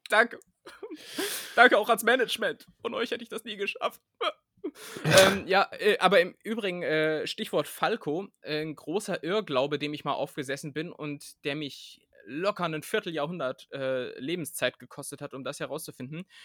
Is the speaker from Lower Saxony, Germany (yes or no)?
yes; Aerzen, Lower Saxony, Germany; now in Berlin, Germany; da wo ich herkomme, aus Erzen, da wird das so gesagt. Da sagt man nämlich auch Pfannekuchen und nicht Pfannkuchen